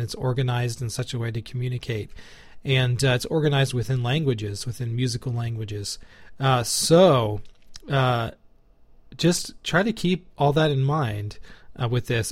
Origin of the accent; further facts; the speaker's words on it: United States; as an American, this is our English.